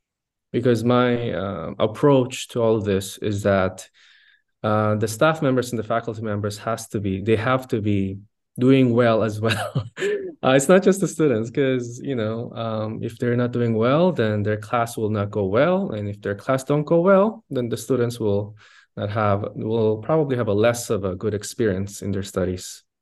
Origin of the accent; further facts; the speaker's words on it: Philippines; Also, I grew up in the Philippines because my parents are missionaries to the Philippines, actually 38 years and counting.